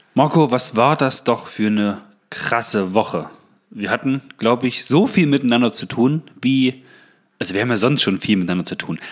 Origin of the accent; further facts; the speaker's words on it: Saxony-Anhalt, Germany; Bei uns in Sachsen-Anhalt